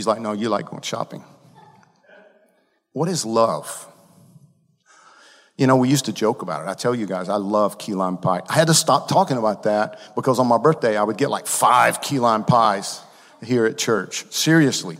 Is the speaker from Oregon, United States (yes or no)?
no; Georgia, United States; I'm from Georgia. We don't speak the Queen's English in Georgia.